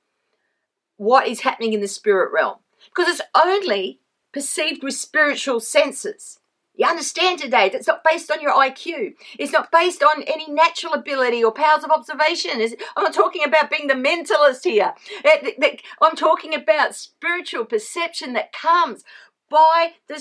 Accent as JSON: {"language": "English", "country": "Australia", "also_born_or_lived": "Sydney", "said": "I am Australian. Actually, I live in Sydney"}